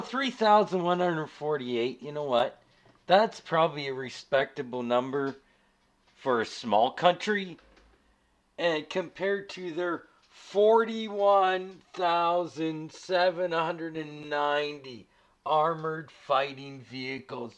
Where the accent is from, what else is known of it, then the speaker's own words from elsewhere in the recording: Canada; As a Canadian